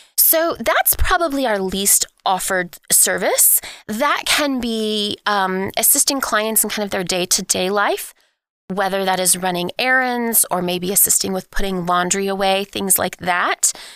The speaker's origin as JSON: {"language": "English", "town": "Oklahoma City", "region": "Oklahoma", "country": "United States", "tie": "born or raised there", "said": "I am, uh, born and raised in Oklahoma City"}